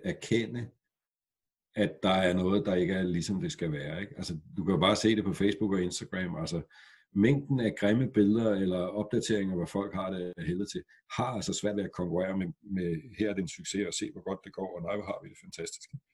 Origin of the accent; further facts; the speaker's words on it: Græsted, Capital Region of Denmark, Denmark; da jeg voksede op i Græsted med 700 mennesker for 50 år siden